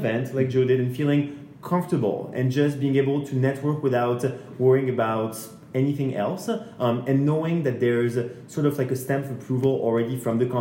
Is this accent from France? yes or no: yes; France; moved away; I'm from France